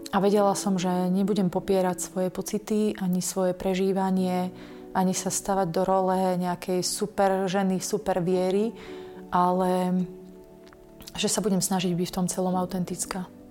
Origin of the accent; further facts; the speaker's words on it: Bardejov, Prešov Region, Slovakia; also born or lived in England; v Bardejove, v mojom rodnom meste